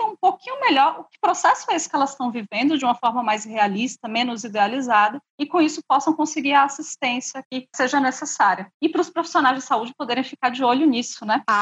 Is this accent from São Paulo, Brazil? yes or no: yes; São Paulo, Brazil; eu vim de São Paulo, minha formação foi toda lá.